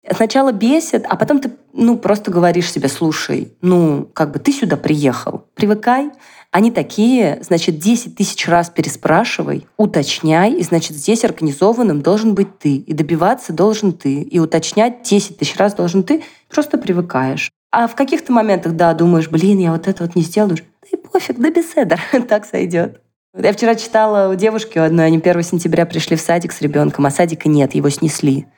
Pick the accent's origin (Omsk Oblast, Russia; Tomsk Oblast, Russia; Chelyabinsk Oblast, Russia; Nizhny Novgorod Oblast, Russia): Nizhny Novgorod Oblast, Russia; Nizhny Novgorod; moved away as an adult; now in Israel